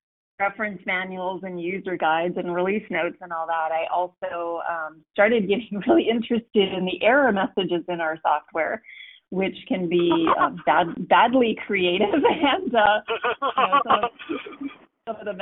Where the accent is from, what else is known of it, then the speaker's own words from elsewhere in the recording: Calgary, Alberta, Canada; I was born in Calgary, Alberta, Canada